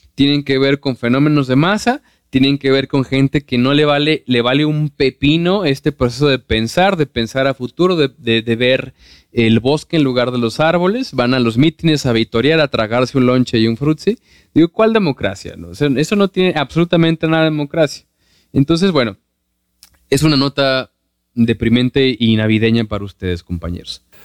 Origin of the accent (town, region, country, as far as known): Mexico